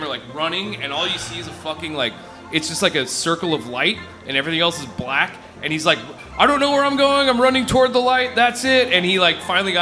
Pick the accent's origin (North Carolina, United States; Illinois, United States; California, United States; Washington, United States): Washington, United States; Mason Lake; I grew up on Mason Lake